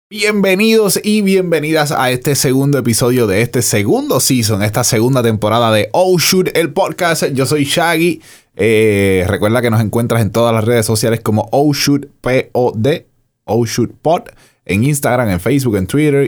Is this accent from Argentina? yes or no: no; Bayamón, Puerto Rico; Yo soy de Santa Juanita